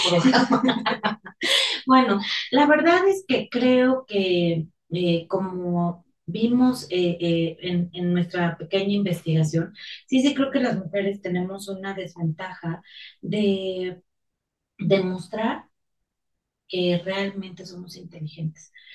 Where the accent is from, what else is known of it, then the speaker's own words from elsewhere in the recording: Mexico; now in Mexico City, Mexico; los que vivimos aquí en la Ciudad de México, que nos ha tocado experimentar los temblores del último, el del 2017, era una gran sensación de unidad como mexicanos